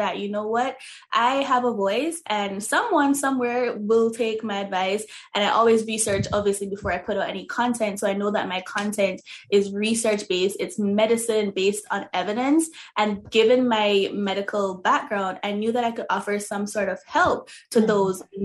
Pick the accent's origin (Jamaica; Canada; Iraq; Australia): Jamaica; moved away; because I'm originally from Jamaica. So in Jamaica, you know, we use a lot of natural oils and all those things.